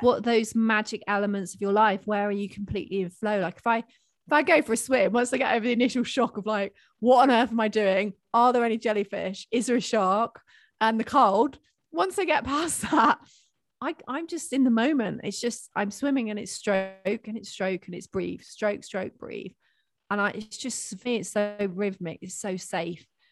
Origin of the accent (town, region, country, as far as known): United Kingdom